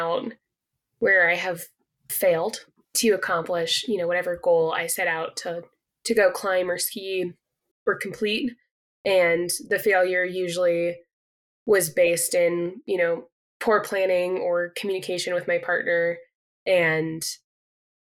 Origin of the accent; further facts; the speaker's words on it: Colorado, United States; moved away as an adult; also born or lived in Pacific Northwest; now in Utah, United States; it started in Colorado, where I'm from. My dad brought me into the outdoors